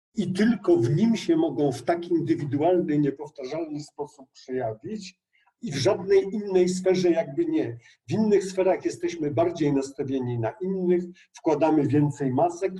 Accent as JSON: {"language": "Polish", "area": "Bieszczady", "region": "Subcarpathian Voivodeship", "country": "Poland", "said": "ja jestem z Bieszczad"}